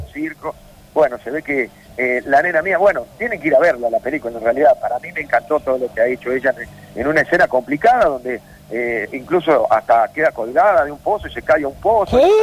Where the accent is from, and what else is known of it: Córdoba, Argentina